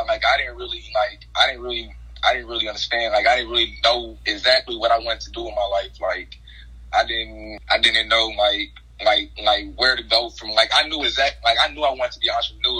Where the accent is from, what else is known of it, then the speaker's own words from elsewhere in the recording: Hayti, Missouri, United States; I'm from Hayton, Missouri. That's in the area, you know, of southeast Missouri